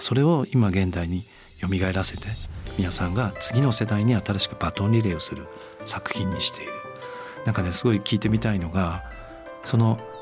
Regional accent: Tochigi, Japan; 僕栃木県

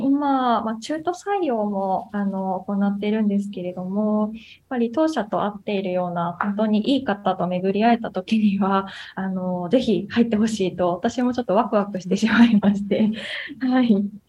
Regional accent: Ibaraki, Japan; 地元の茨城で働いておりまして

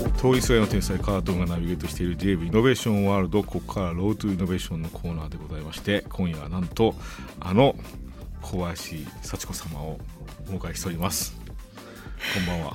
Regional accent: Kyushu, Japan; 僕はあの九州出身なんで

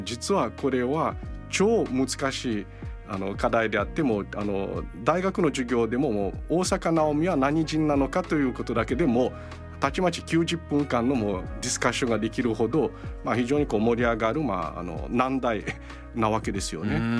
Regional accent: Brazil; now in Japan; 日系ブラジル人あ、まあ、祖父母が日本からブラジルに渡ってで、えその孫として3世として向こうで生まれ育った

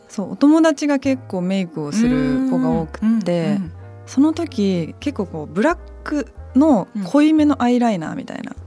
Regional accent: Kagoshima, Japan; now in Tokyo, Japan; 私鹿児島出身

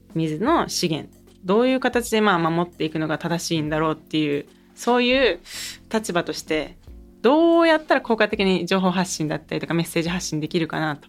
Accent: Kyoto, Japan; 母は九州で父京都なので結婚して京都に嫁いで私 は京都出身

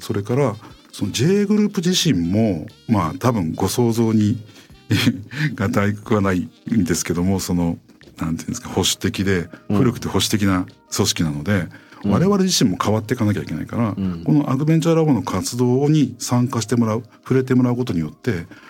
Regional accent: Aichi, Japan; moved away as an adult; also born or lived in Kyoto; 僕は愛知県の出身なんですけども

